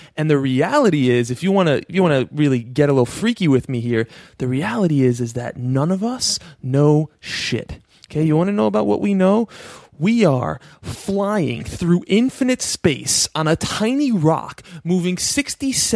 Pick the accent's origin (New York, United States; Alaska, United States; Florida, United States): New York, United States; I'm from New York. I live in New York